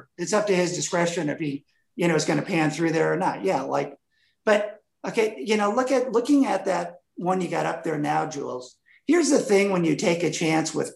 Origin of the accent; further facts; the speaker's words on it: Wisconsin, United States; moved away; I grew up in Wisconsin